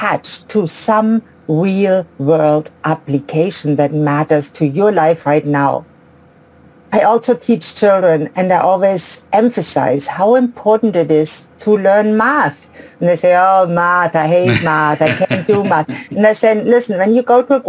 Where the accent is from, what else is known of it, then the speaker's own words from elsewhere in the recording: Ulm, Baden-Württemberg, Germany; moved away; I grew up in Ulm in Germany, a small suburb actually of Ulm